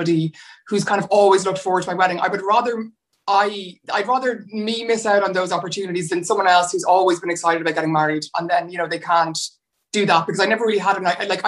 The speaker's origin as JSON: {"language": "English", "town": "Dublin", "region": "Leinster", "country": "Ireland", "tie": "born or raised there", "said": "I'm born and raised in Dublin"}